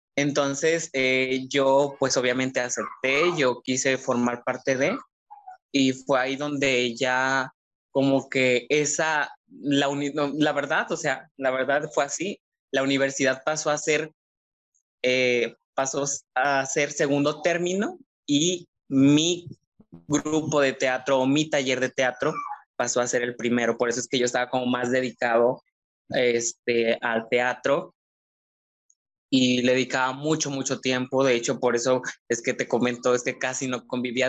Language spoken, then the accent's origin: Spanish; Jala, Nayarit, Mexico; moved away as an adult; now in Tepic, Mexico; efectivamente soy de Jala. Yo soy del pueblo mágico de Jala.